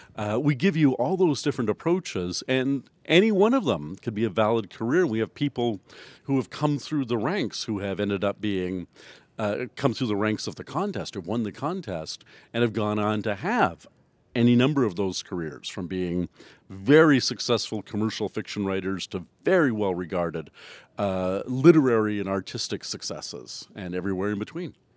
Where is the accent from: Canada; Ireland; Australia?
Canada; I'm the Canadian judge.